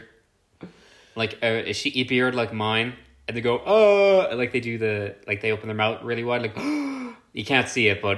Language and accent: English; Ireland; I'm not an American. I'm a stupid bloody Irish person.